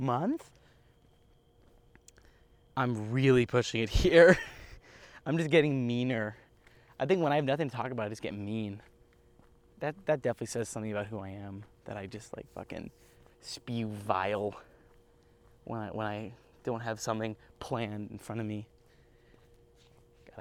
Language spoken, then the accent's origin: English; United States; I'm American.